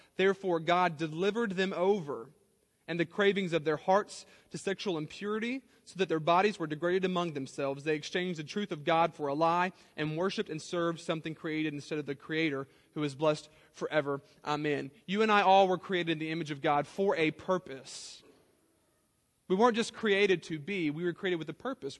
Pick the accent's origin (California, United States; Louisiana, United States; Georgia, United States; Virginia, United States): Louisiana, United States; South; I grew up in South Louisiana